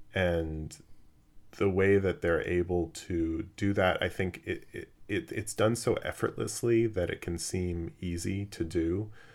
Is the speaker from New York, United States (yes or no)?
no; Los Angeles, California, United States; growing up in Los Angeles